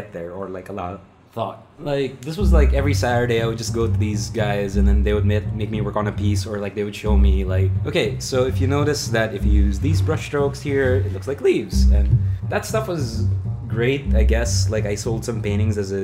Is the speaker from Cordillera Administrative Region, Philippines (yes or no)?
yes; Baguio, Cordillera Administrative Region, Philippines; moved away as an adult; now in Manila, Philippines; I grew up in Baguio